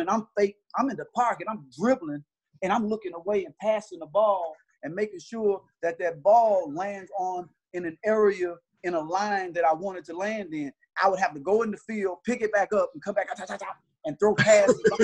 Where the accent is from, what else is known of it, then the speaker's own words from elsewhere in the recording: Mississippi, United States; we from Mississippi